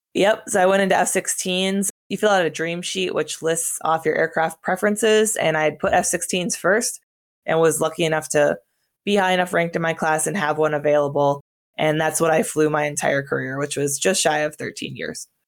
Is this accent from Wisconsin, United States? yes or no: yes; northern Wisconsin, United States; moved away as an adult; my hometown was in northern Wisconsin, about four thousand people, so pretty small